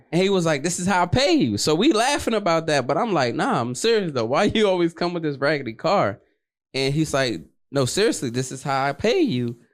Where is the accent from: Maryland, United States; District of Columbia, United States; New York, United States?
District of Columbia, United States; Washington; I'm from Washington, D C, born and raised